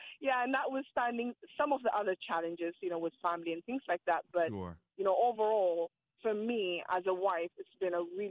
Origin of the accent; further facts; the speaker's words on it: Ethiopia; moved away; I come from Ethiopia